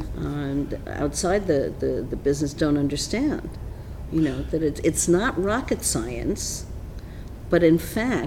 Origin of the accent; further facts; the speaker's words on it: New York City, New York, United States; Born and raised in Midtown Manhattan